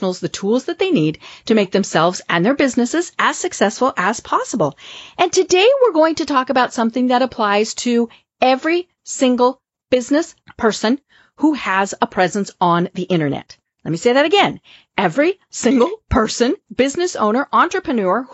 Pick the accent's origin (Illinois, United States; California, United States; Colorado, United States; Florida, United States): Colorado, United States; I am from Colorado